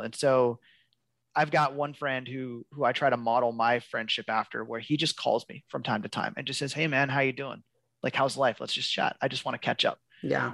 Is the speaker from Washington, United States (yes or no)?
yes; Seattle, Washington, United States; now in Olympia, United States; born and raised in West Seattle.